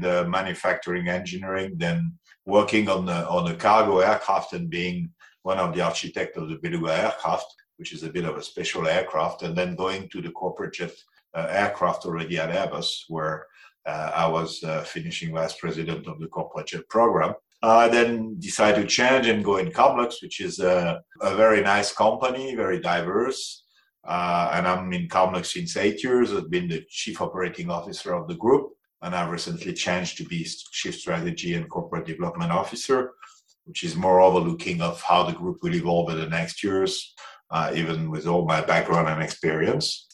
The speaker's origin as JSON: {"language": "English", "country": "France", "accent": "French", "second_language": "English", "moved": "yes", "lives_now": "Zurich, Switzerland", "said": "I'm French, as you can probably will notice on my accent."}